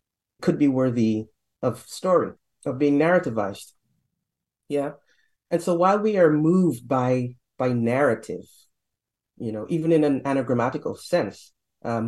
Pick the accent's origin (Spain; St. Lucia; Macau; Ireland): St. Lucia; now in Canada; I didn't grow up in Trinidad. I'm not from Trinidad. Right down the street, though, or down the ocean, let's say, in St. Lucia.